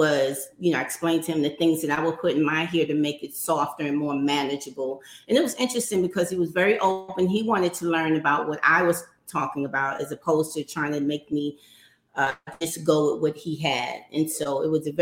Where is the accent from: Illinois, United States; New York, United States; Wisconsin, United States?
New York, United States; New York City; So I grew up in New York City in Harlem